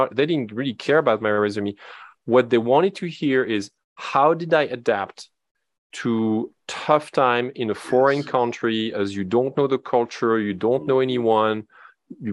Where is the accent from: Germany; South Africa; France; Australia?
France; English is a second language; moved away as an adult; now in West Coast, United States; you might hear a little bit of an accent when I talk. It's because I am from France